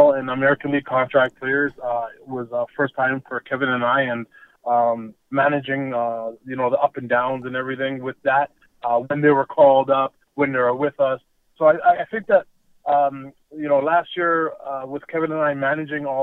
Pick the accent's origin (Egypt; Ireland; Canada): Canada; Toronto, Ontario; I grew up in North York, Ontario, Canada, and I grew up in Ontario housing in a place called Flemington Park.